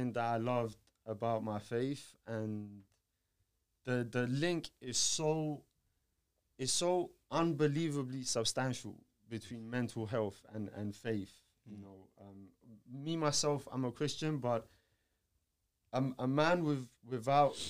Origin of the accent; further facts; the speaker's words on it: Georgia; moved away; I'm from Georgia, and I was at an Orthodox church